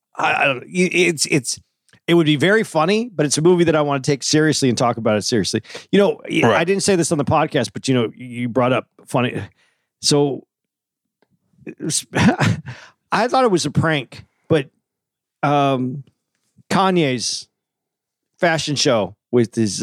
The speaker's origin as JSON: {"language": "English", "town": "Tucson", "region": "Arizona", "country": "United States", "tie": "born or raised there", "said": "I grew up in Tucson, so it was hot"}